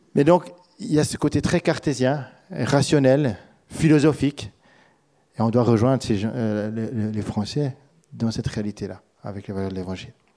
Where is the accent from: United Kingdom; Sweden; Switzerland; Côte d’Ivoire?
Switzerland; now in France; en tant que Suisse